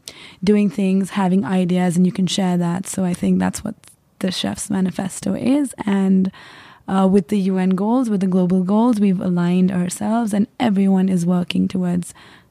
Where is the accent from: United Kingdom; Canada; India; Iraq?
India; Yes, so I come from India.